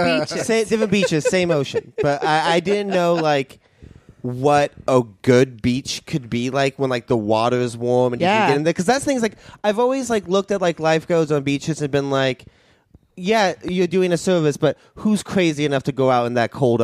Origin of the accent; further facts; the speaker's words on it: Oregon, United States; growing up in Oregon.